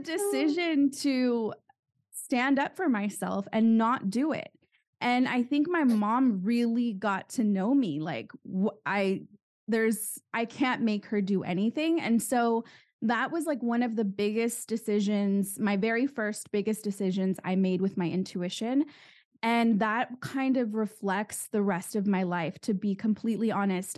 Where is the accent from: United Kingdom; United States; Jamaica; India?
United States; San Juan Capistrano, California; I'm from California and I grew up in a town called San Juan Capistrano